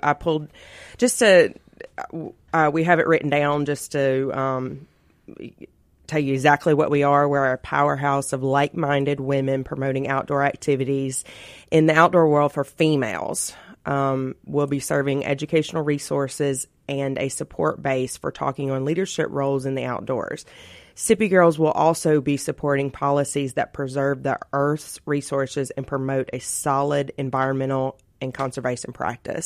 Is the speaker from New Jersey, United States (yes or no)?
no; Florence, Mississippi, United States; my little hometown